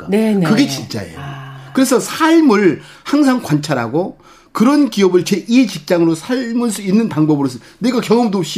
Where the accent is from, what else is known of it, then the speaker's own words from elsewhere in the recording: South Korea; 거기 그 선상 위에서 저는 한국 사람으로서 거의 대부분이 예, 백인인데